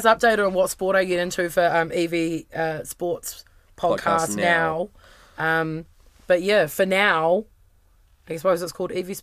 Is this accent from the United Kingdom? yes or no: no; New Zealand; I was born in Aotearoa, New Zealand girl